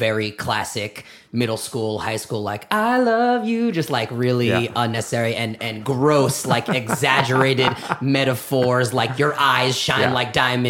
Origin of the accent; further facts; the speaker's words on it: Belmont, Massachusetts, United States; I grew up in Belmont, Massachusetts, the suburbs of Boston. My father is a Reform rabbi out in Belmont